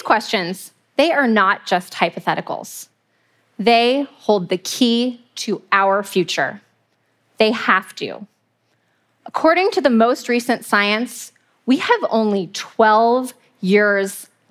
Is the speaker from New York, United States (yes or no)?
no; Muir Beach, California, United States; I grew up in Muir Beach, California, and I spent hours as a kid exploring the beautiful trails